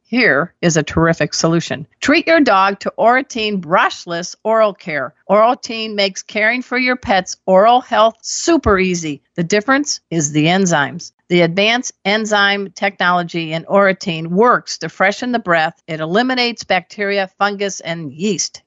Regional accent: Crown Point, Indiana, United States; I'm from Crown Point, Indiana

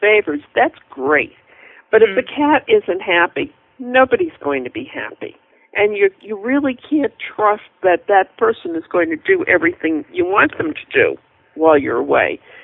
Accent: New England, United States; I'm from New England

